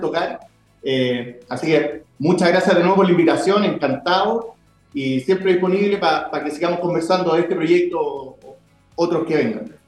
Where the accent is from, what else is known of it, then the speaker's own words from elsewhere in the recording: Viña del Mar, Valparaíso, Chile; yo soy de Viña del Mar